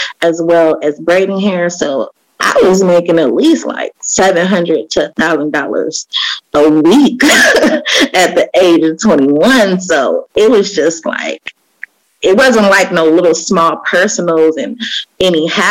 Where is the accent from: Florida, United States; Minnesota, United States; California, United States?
California, United States; Oakland; I grew up in Oakland, East Oakland.